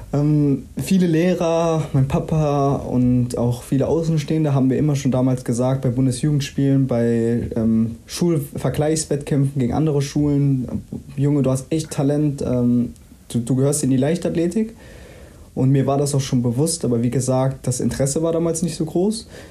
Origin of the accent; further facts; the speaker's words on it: Willich, North Rhine-Westphalia, Germany; also born or lived in Mönchengladbach; now in Dortmund, Germany; ich bin ja in Gladbach geboren, bin hier in Willig aufgewachsen.